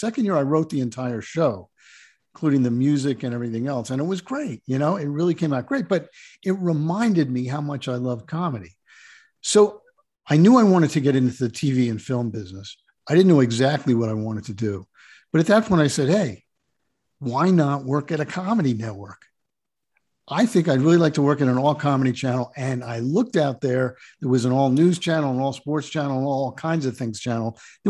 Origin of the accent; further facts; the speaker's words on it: New Jersey, United States; born there; I was born in New Jersey, on the Jersey Shore. … was a local bar band, so it was really a great place to grow up.